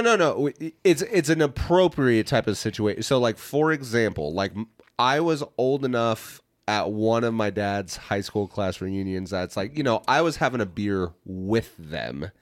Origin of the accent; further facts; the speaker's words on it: Hays, Kansas, United States; moved away; my hometown, Hayes's big event of the year